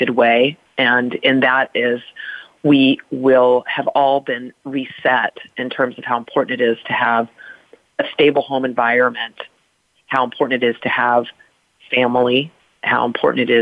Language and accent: English; United States; I'm an American